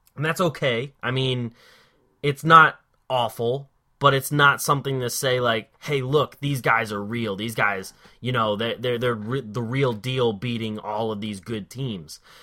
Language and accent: English; Philadelphia, Pennsylvania, United States; I am from the Philly area